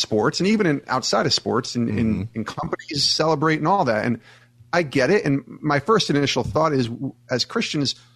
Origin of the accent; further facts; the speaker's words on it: New York, United States; I grew up in New York